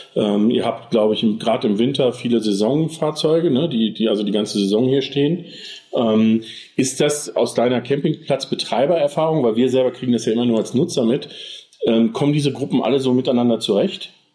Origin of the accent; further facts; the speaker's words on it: Germany; wir als Deutsche